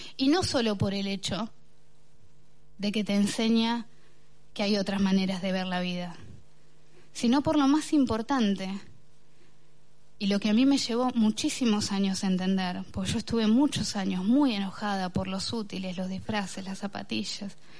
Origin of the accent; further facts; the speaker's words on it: Bahía Blanca, Buenos Aires Province, Argentina; soy de Villa Caracol, una de las villas más pobres de Bahía Blanca, donde yo crecí no había baño